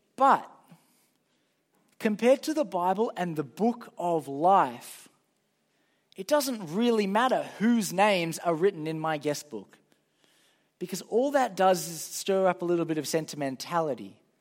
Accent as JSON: {"language": "English", "town": "Sydney", "region": "New South Wales", "country": "Australia", "said": "I'm from Sydney."}